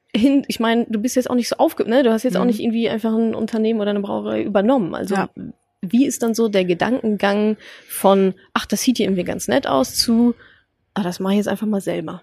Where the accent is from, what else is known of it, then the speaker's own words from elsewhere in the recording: Ruhr area, North Rhine-Westphalia, Germany; ich komme ja aus dem Ruhrgebiet